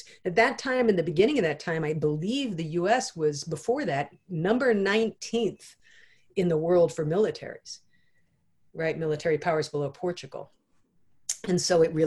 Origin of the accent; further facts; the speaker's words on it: United States; as with many Americans, you know, I wasn't raised in our education system